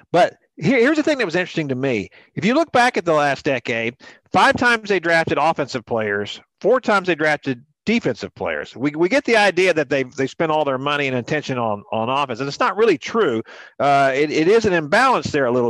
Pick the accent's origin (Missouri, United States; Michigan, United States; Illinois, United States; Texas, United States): Texas, United States; Houston; Ever since I was a little kid growing up in Houston